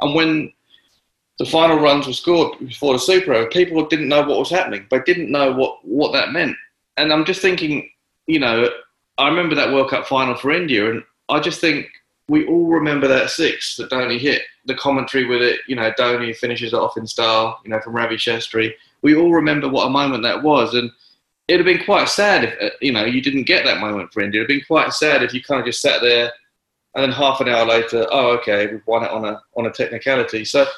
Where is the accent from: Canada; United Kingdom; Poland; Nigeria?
United Kingdom; England; As someone who's certainly grown up in England and followed the game here